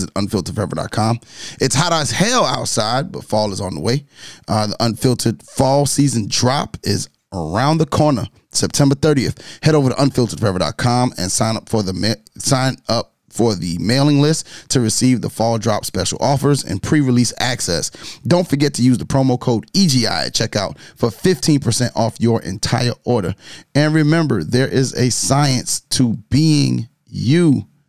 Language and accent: English; New York, United States; I'm from New York.